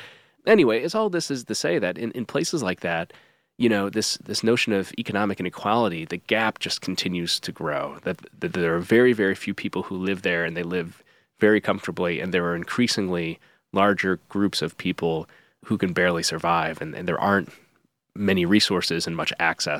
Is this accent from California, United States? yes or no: no; Utica, New York, United States; growing up in Utica, New York